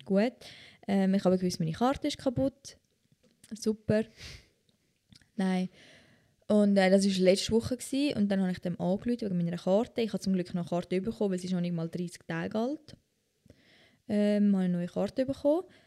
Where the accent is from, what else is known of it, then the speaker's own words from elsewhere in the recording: Switzerland; als Schweizerin